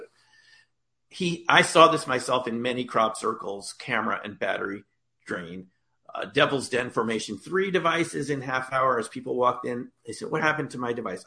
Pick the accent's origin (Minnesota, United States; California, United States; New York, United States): New York, United States; I grew up in the New York area in 1977